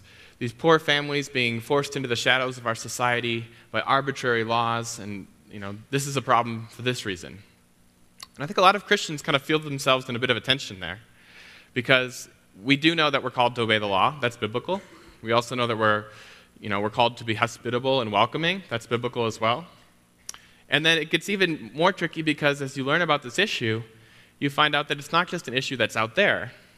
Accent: Chicago, Illinois, United States; I come from Chicago, where elevation is it's not really a concept.

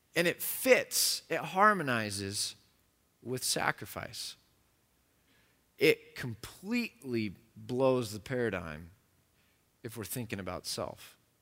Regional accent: United States

